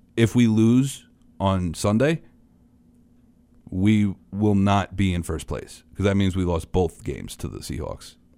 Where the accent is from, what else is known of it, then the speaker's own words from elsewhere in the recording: New York City, New York, United States; I'm a kid from Queens